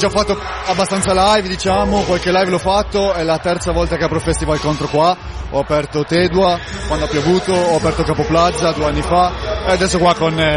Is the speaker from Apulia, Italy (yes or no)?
no; Costigliole d'Asti, Piedmont, Italy; o 22 22 anni e vengo da Costigliole Tasti.